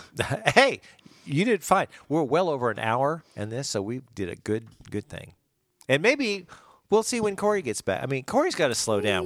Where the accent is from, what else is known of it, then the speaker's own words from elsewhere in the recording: Springfield, United States; I'm from Springfield. I ain't from Miami.